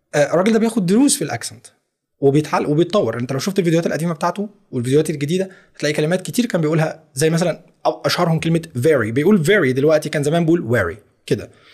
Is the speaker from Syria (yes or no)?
no; Egypt; accent: Egyptian; انا اتولدت مصري فاذا انا مولود باللهجه المصريه